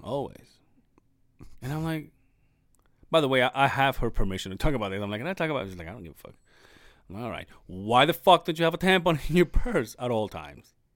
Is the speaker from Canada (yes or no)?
no; Mexico; moved away; I don't know if this is a Mexico thing, but my hometown